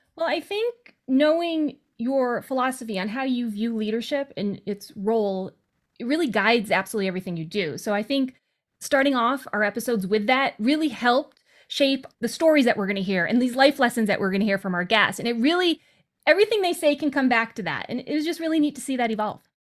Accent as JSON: {"language": "English", "region": "western Massachusetts", "country": "United States", "tie": "born or raised there", "said": "I was born in a wicked small town in western Massachusetts"}